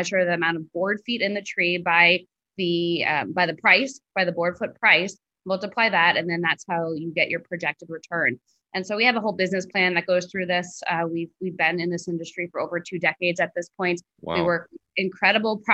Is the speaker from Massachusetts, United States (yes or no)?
no; New York, United States; moved away as an adult; also born or lived in Nicaragua; now in Belize; I grew up in New York